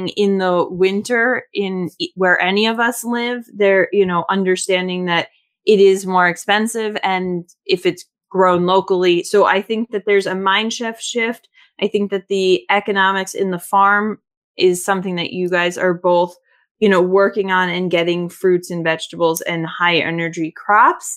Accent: Florida, United States; I grew up in Florida

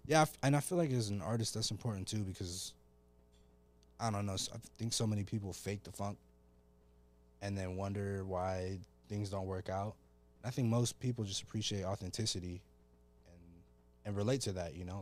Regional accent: Oceanside, California, United States; also born or lived in Colorado / North Carolina; I'm from Oceanside

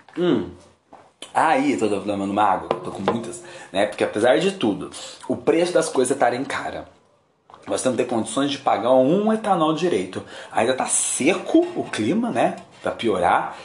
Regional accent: Uberaba, Minas Gerais, Brazil; moved away as an adult; also born or lived in São José do Rio Preto; Quando eu voltei a morar em Uberaba, minha terra natal, depois de anos fora

